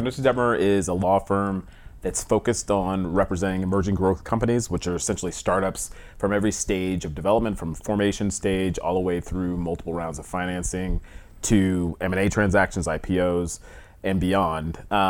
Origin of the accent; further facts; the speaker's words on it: East Coast, United States; also born or lived in Atlanta; So I'm an East Coast guy. I grew up on the East Coast originally. Went to Atlanta, Emory University in Atlanta